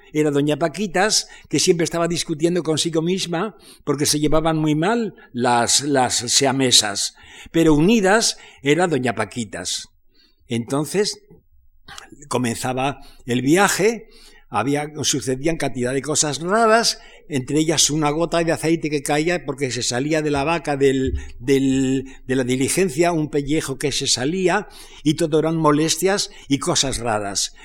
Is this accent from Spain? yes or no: yes; Spain; moved away as an adult; also born or lived in France; yo en el exilio, porque me exilié de España